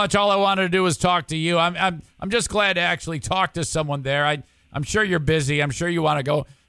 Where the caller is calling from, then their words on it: United States; Well, I'm calling from the States.